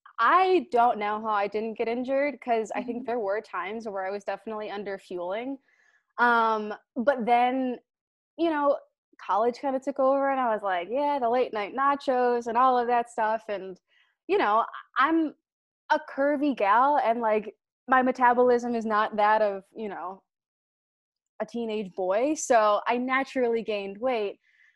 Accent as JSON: {"language": "English", "town": "Cleveland", "region": "Ohio", "country": "United States", "lives_now": "Chicago, United States", "said": "I'm from Cleveland originally, live in Chicago now. So Midwestern gal through and through."}